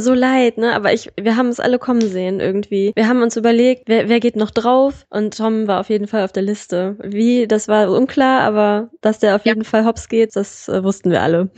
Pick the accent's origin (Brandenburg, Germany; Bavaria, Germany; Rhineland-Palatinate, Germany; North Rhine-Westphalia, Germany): North Rhine-Westphalia, Germany; Solingen; ich komme aus Solingen